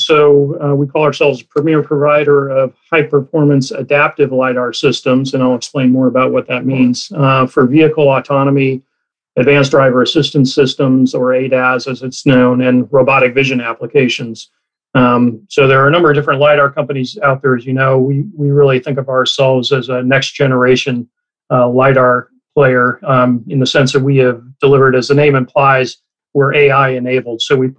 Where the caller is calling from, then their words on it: California, United States; I'm in Silicon Valley in California.